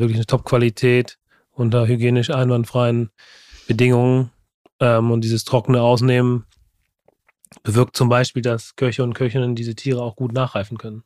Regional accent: Germany; bei uns in Deutschland

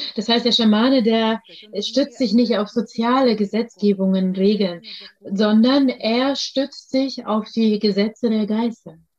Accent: Russia; ich bin in Russland geboren

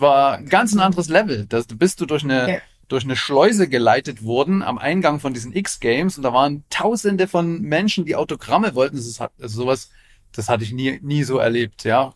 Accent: Leipzig, Saxony, Germany; ich komme ja aus Leipzig

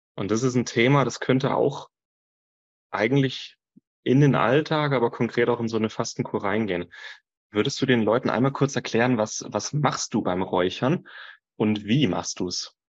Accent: Franconia, Bavaria, Germany; ich bin in Franken geboren, aber genetisch gesehen bin ich ein Ossi

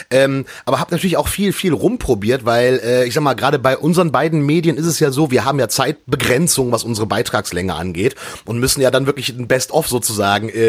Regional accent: Lower Saxony, Germany; born or raised there; now in Frankfurt, Germany

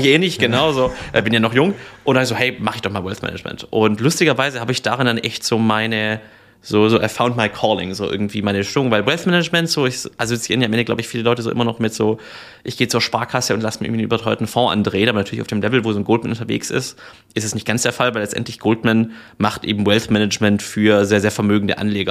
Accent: Swabia, Germany; also born or lived in Reutlingen / United States; ich bin gebürtiger Schwabe

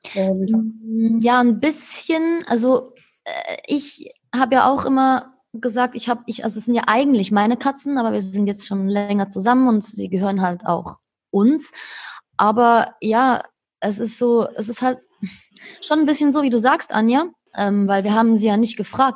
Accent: Switzerland; moved away; bin aus der Schweiz

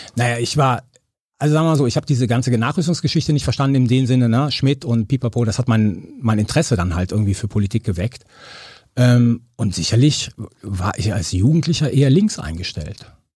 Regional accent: Cologne, North Rhine-Westphalia, Germany; also born or lived in Sardinia; ich bin in Köln-Chorweiler äh, aufgewachsen

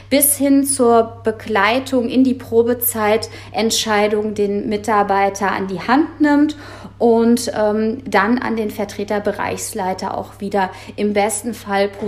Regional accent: Frankfurt, Hesse, Germany; born there; ich bin 35 Jahre alt, wohnhaft und geboren in Frankfurt am Main

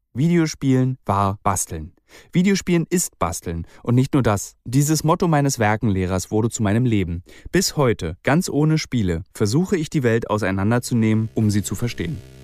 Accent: Berlin, Germany; meiner Heimatstadt Berlin

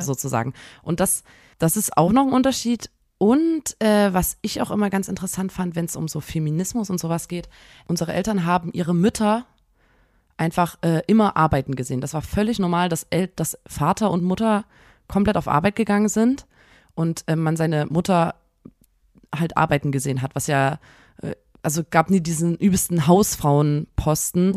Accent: Chemnitz, Saxony, Germany; so ein magischer Ort hier bei uns in Chemnitz

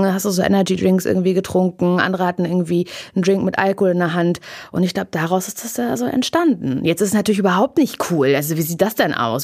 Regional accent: East Germany, Germany; Ich komme aus dem Osten.

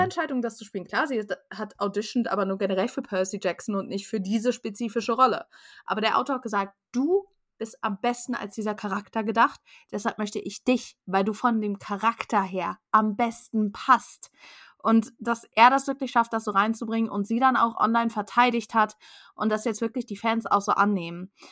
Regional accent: Germany; wir als Deutsche

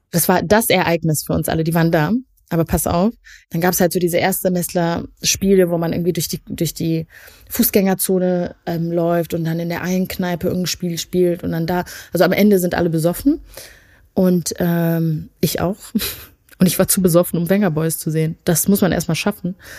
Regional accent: Leuth?, North Rhine-Westphalia, Germany; in meinem ursprünglichen Dorf leben, nämlich Neukirchen Flühen

